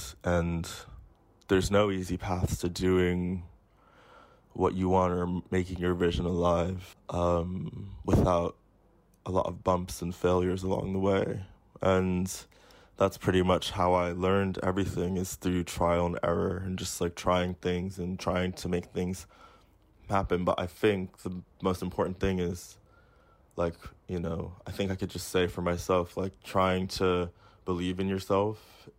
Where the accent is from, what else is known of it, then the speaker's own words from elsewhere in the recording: United States; now in United Kingdom; I grew up like black in the United States. I live as a black person in Britain.